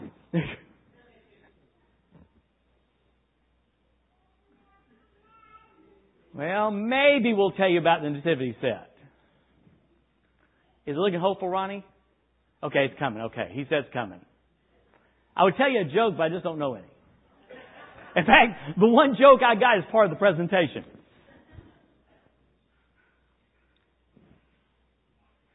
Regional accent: the South, United States; moved away; also born or lived in Cobden; we grew up in the South

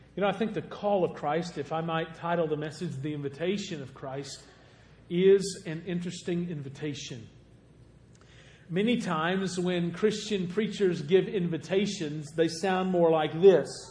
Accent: Golconda, Illinois, United States; moved away; also born or lived in Anna, Illinois; I was raised in Golconda, Illinois. It's the reason that I talk the way I talk

